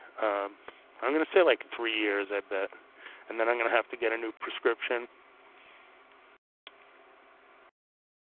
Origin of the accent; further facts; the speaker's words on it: New York, United States; now in New England, United States; I'm from New York